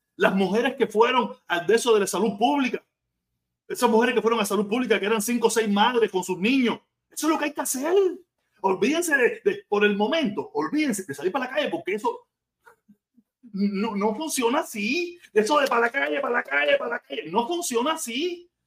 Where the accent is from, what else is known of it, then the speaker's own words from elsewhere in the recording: Havana, Cuba; moved away as an adult; now in Miami, United States; yo soy de La Habana